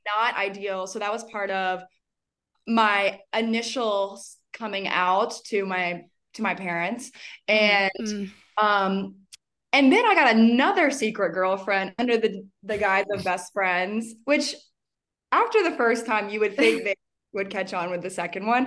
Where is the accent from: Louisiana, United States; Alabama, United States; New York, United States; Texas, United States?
Alabama, United States; also born or lived in Birmingham, Alabama; now in Denver, United States; born and raised in Alabama